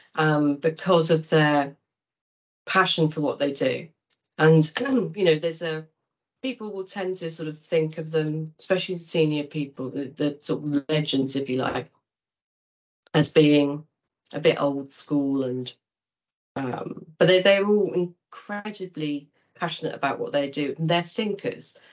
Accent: Kent, South East England, United Kingdom; I was brought up in Kent

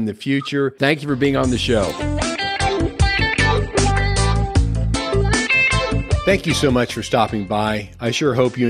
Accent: Midwest, United States; moved away; growing up in the Midwest.

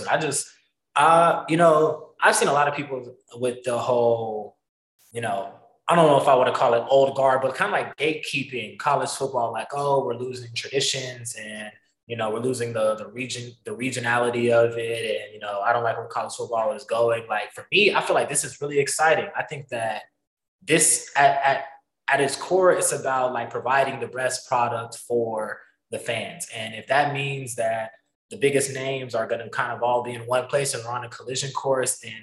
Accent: the South, United States; moved away as an adult; now in Iowa, United States; growing up in the South. When I moved up here, um, a year ago

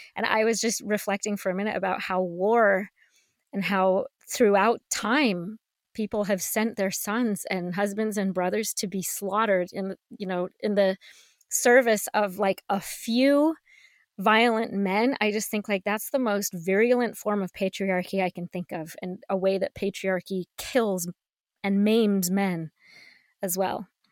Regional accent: Colorado, United States; I grew up in Colorado, and Columbine High School was about ten miles away from my house.

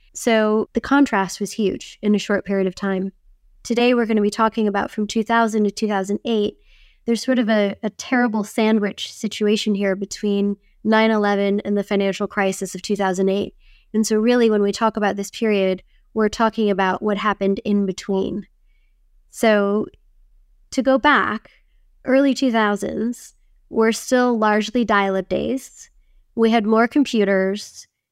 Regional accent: Wisconsin, United States; I grew up in Wisconsin where it was very, very icy and cold in the winter.

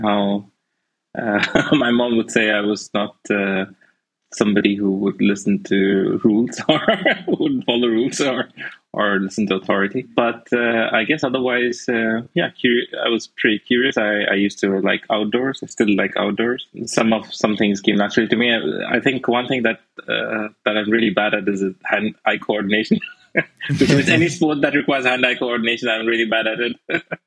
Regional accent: Darjeeling, West Bengal, India; also born or lived in Berlin, Germany; now in Brandenburg, Germany; I grew up in India, in a place called Darjeeling

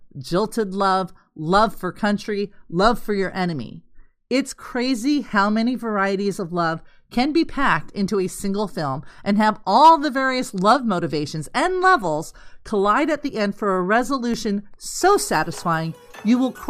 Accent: Los Angeles, California, United States; I grew up in Los Angeles

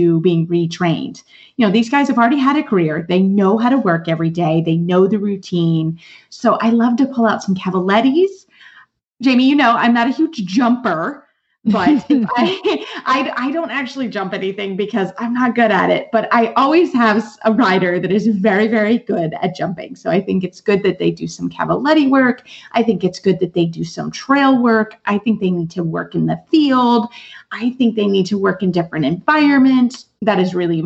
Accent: Lexington, Kentucky, United States; I'm actually a native of Lexington, Kentucky. I am from Kentucky.

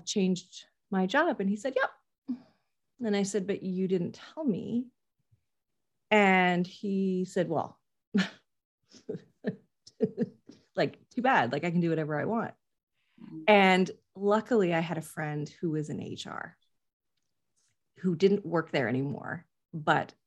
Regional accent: Canada; I'm Canadian

